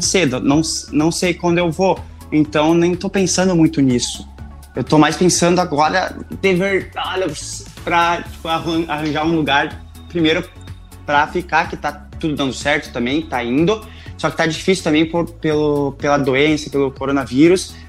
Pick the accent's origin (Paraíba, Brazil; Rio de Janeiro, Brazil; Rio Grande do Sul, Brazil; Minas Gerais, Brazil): Rio Grande do Sul, Brazil; accent: gaúcho with German influence; eu tenho bastante sotaque, não vou negar, porque eu sou do Rio Grande do Sul, de uma cidadezinha bem pequena, ainda mais que puxa pro alemão e tudo mais